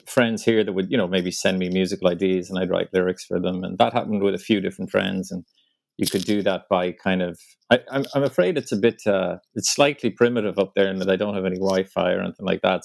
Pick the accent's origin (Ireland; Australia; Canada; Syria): Ireland; moved away as an adult; now in New York, United States; I did manage to sneak in one trip back home to Ireland last month